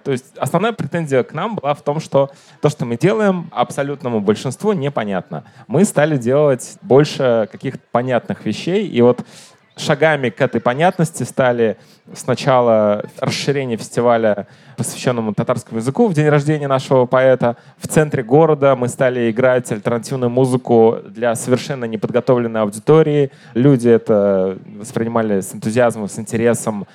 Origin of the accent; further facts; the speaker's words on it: Kazan, Tatarstan, Russia; я из Казани